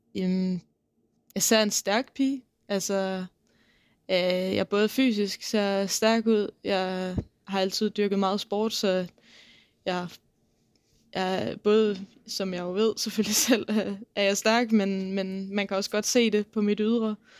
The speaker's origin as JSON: {"language": "Danish", "area": "South Funen", "region": "Southern Denmark", "country": "Denmark", "tie": "born or raised there", "said": "jeg kommer fra Sydfyn og har boet der siden jeg var ni år"}